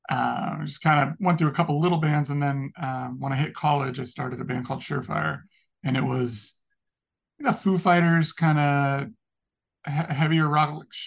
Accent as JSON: {"language": "English", "town": "Sacramento", "region": "California", "country": "United States", "said": "I'm from Sacramento"}